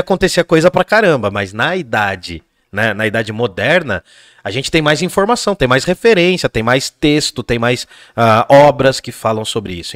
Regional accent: Jundiaí, São Paulo, Brazil; nasci em Jundiaí

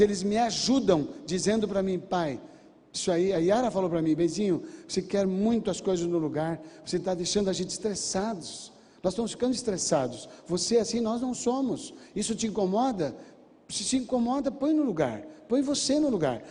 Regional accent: Brazil; Eu sou brasileiro nato.

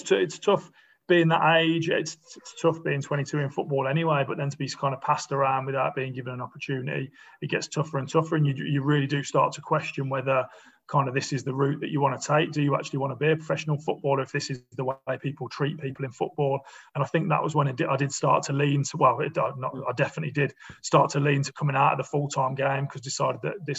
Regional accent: Bromsgrove, West Midlands, United Kingdom; I grew up in Bromsgrove.

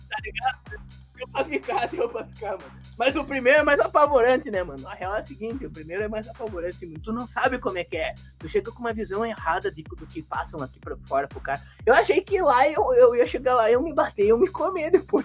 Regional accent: Rio Grande do Sul, Brazil; moved away; also born or lived in Rio de Janeiro; eu sou do Rio Grande do Sul, eu tô no Rio de Janeiro

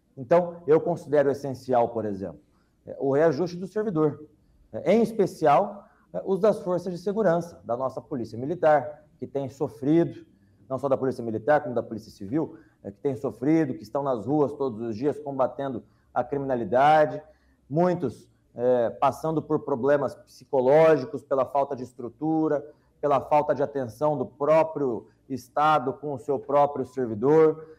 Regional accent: Londrina, Paraná, Brazil; na cidade de Londrina, minha cidade natal

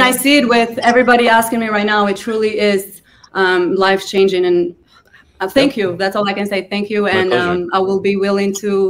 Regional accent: Albania; English is a second language; moved away; I'm from Albania originally, and I am trying to make my people understand crypto. And, you know, we're a third world country, not a lot going on.

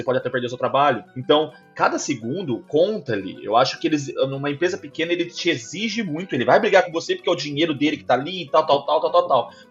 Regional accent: Brazil; also born or lived in Vaughan, Canada; now in Toronto, Canada; E que eu sou brasileiro.

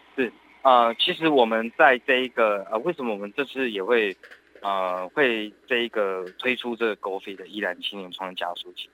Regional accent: Yilan County, Taiwan; 我们宜兰人的自信

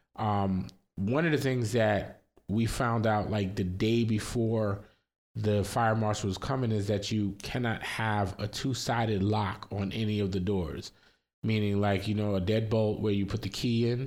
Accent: New York, United States; also born or lived in Florida; I, we grew up in New York, but then we moved, we lived in Florida and then we moved back to New York

